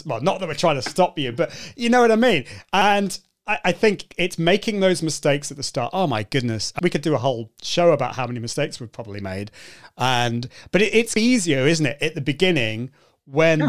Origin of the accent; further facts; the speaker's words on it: United Kingdom; I, can't help being British.